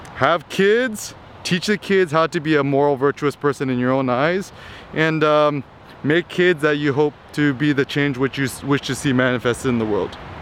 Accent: Bay Area, California, United States; I grew up in the Bay Area

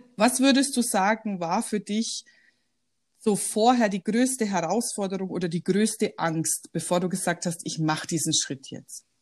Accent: Weilheim-Schongau district, Bavaria, Germany; moved away as an adult; also born or lived in Shanghai; ich komme ja ursprünglich aus dem Landkreis Weilheim-Schongau

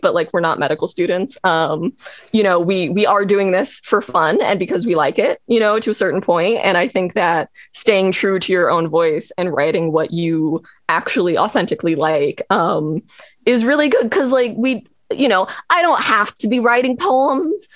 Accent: Los Angeles, California, United States; I'm from Los Angeles

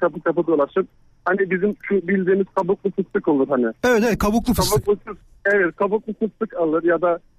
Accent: Erzurum, Turkey; Özellikle memleketimden Erzurum'dan arkadaşlarıma, eş dost herkese çok selam söylüyorum burada.

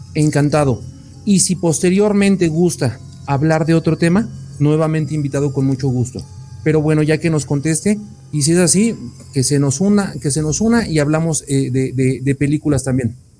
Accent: Mexico; como buen mexicano

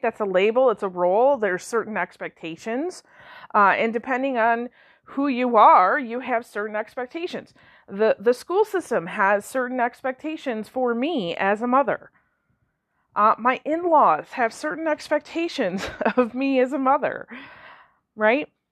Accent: Michigan, United States; I'm from Michigan

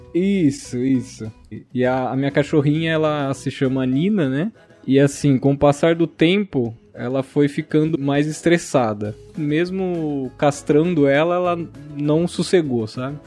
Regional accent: Americana, São Paulo, Brazil; sou daqui do interior de São Paulo, de Americana

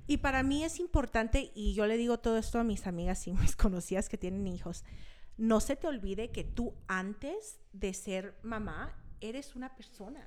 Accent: Park City, Utah, United States; also born or lived in California / Los Angeles; Aquí en Utah me crié, me crié en Park City, Utah. Nos mudamos aquí cuando tenía cinco años

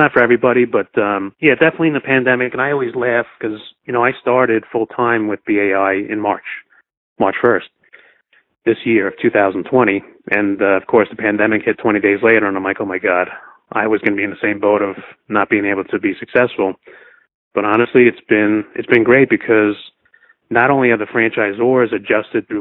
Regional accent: New York, United States; I'm from New York

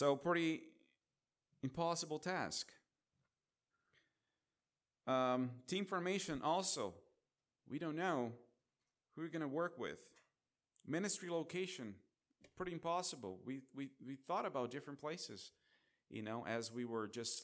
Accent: Brazil; moved away; I'm from Brazil.

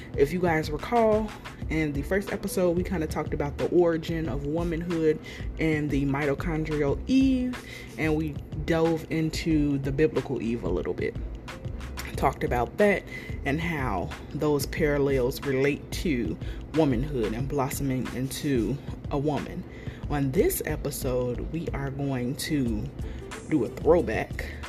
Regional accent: United States; I am from America

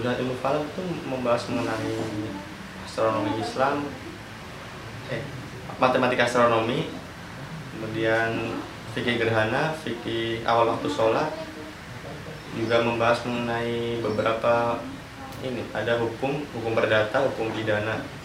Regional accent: Cilacap, Central Java, Indonesia; asal dari Cilacap

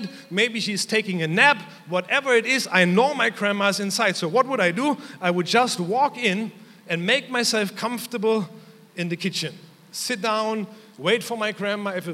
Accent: Germany; moved away; growing up in Germany.

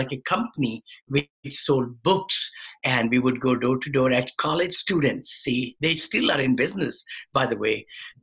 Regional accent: India; moved away as an adult; now in United States; when I came from India. I had a modest upbringing, everything. Then I did my engineering back there

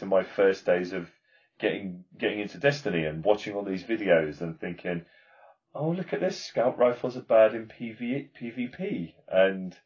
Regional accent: United Kingdom; I'm British. I'm gonna embrace my Britishness

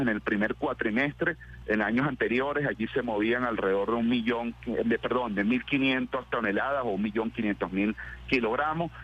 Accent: Los Llanos, Venezuela; yo como buen llanero soy, me crié comiendo pescado de río

